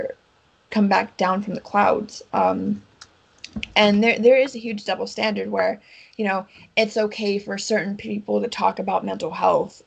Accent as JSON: {"language": "English", "country": "United States", "said": "I'm an American"}